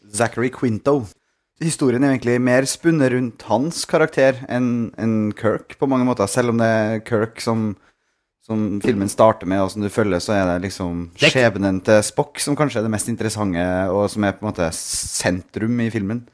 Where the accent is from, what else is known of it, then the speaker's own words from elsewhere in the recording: Norway; hjemme i Norge